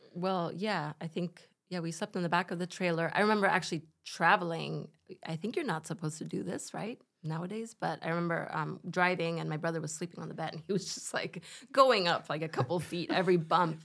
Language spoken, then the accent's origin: English; Spain; my parents are German. I grew up in Spain